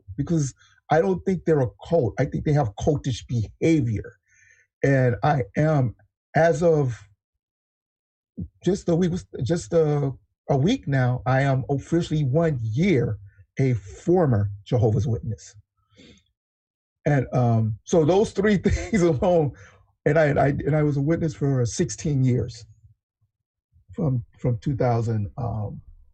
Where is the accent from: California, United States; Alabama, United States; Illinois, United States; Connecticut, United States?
California, United States; also born or lived in Texas; I'm a Californian, born in Texas, been in California since I was seven, so I'm just a Californian